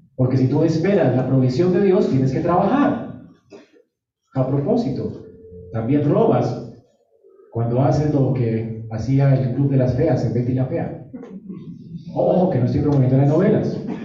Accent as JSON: {"language": "Spanish", "country": "Colombia", "said": "Así somos los colombianos"}